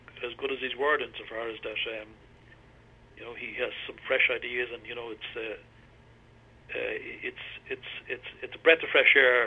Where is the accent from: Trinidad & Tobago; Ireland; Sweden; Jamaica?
Ireland; I'm an Irishman. I'm very proud